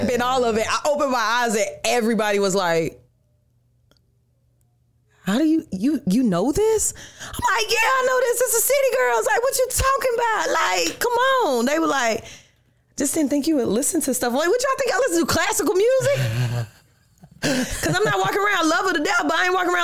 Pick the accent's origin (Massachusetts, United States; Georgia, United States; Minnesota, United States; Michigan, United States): Georgia, United States; Atlanta; also born or lived in New York; now in Orlando, United States; I'm from Atlanta. So when I go back home to Atlanta, everybody knows me.